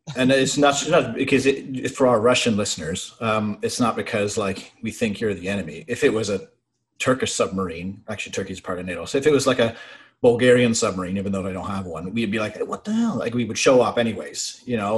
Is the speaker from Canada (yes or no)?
yes; Brockville, Ontario, Canada; also born or lived in Ottawa; the Armory in Brockville, my hometown, happened to be hiring